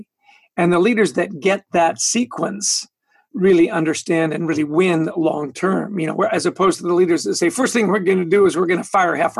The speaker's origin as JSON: {"language": "English", "town": "Edmonton", "region": "Alberta", "country": "Canada", "tie": "born or raised there", "moved": "as an adult", "lives_now": "New Jersey, United States", "said": "I was born in Edmonton"}